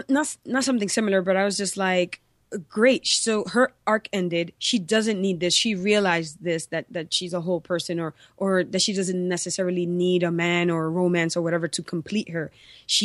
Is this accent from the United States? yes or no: yes; New York City, New York, United States; I was born and raised in New York, in New York City.